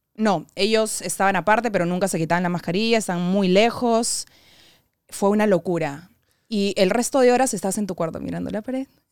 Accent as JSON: {"language": "Spanish", "country": "Peru", "said": "nosotros, como sociedad peruana"}